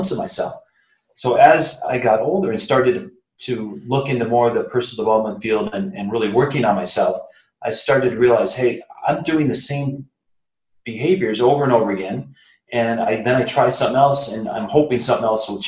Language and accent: English; Flint, Michigan, United States; That good old Flint, Michigan